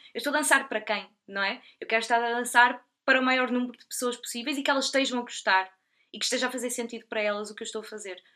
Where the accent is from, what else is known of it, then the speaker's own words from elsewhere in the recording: Portugal; also born or lived in United Kingdom; eu sou portuguesa, trabalho em Portugal